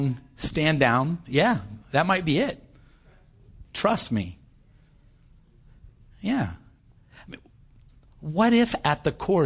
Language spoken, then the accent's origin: English; United States; I'm an American. I know maybe not everybody here was born, but having been raised for most of my life in this world